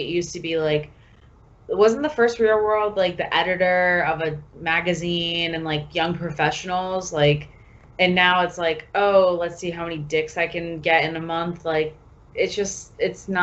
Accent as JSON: {"language": "English", "town": "Sarasota", "region": "Florida", "country": "United States", "said": "I'm from Sarasota"}